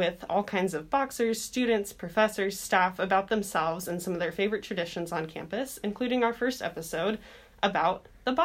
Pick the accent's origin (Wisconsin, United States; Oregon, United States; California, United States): California, United States; Visalia; also born or lived in Minnesota; I consider California my home. So I grew up in Visalia, California.